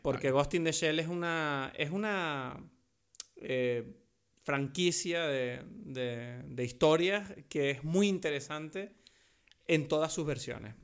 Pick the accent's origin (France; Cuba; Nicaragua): France; now in Canary Islands, Spain; soy un francés ah, canario adoptado